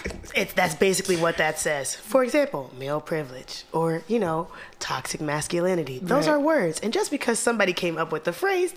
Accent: Little Rock, Arkansas, United States; now in Brooklyn, United States; growing up in Little Rock, the idea of somebody being Afro-Latina was completely foreign to me.

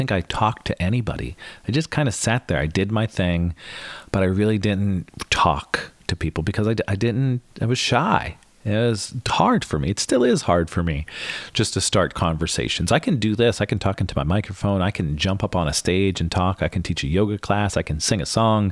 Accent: Northeast Pennsylvania, United States; I grew up in Northeast PA

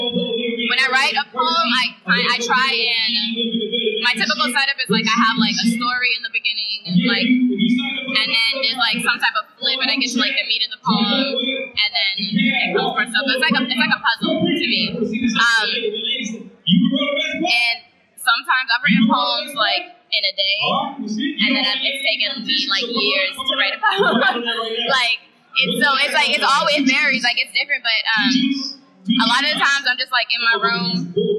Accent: Brockton, Massachusetts, United States; I'm from Brockton, Massachusetts.

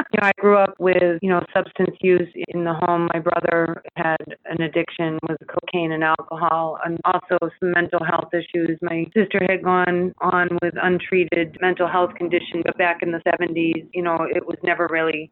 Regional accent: Randolph, Massachusetts, United States; moved away; I grew up in Randolph, 20 minutes south of Boston

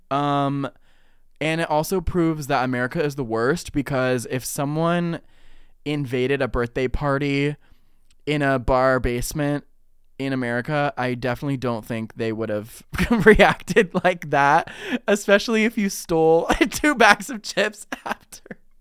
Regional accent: Ohio, United States; I'm from Ohio

